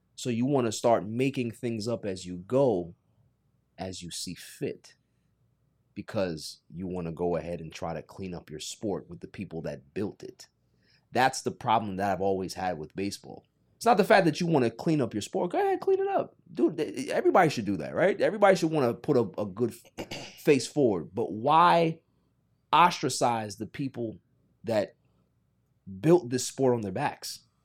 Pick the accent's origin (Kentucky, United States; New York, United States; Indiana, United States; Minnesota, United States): New York, United States; New York City; growing up in Queens